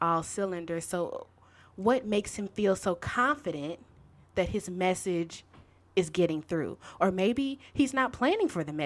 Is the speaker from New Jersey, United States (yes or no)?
no; Shreveport, Louisiana, United States; moved away; also born or lived in Chicago, Illinois; I was born and raised in Shreveport, Louisiana. But my family and I spent damn near 15 years in Chicago at one point in time.